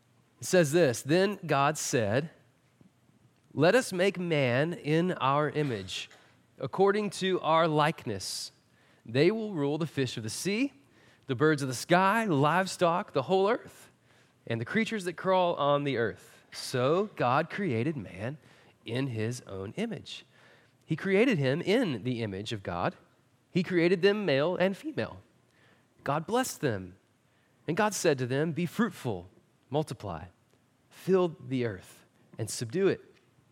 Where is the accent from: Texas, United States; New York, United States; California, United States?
Texas, United States; Marshall; not only are we from Marshall, we're also from East Texas.